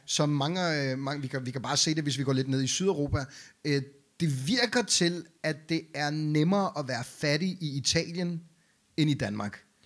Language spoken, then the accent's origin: Danish; Beirut, Beirut Governorate, Lebanon; now in Denmark; jeg er jo født og opvokset i Beirut i Libanon